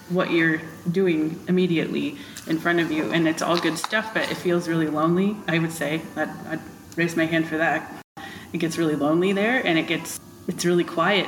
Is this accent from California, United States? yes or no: no; Rensselaer, Indiana, United States; I was born and raised in Rensselaer